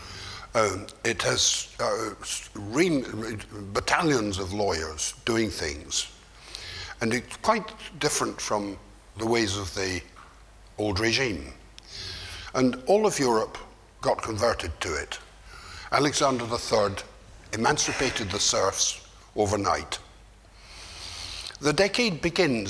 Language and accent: English; Scotland, United Kingdom; moved away; also born or lived in Turkey; I, as a Scotsman